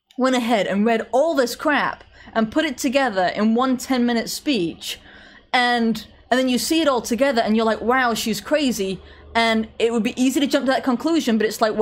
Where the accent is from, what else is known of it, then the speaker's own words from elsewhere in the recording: England, United Kingdom; I'm English